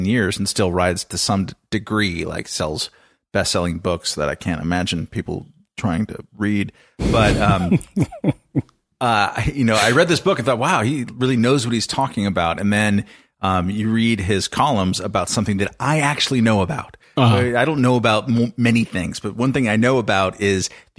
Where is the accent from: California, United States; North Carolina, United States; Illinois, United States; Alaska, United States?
California, United States; Southern; growing up in Southern California, we had a phrase in my neighborhood called engineer's disease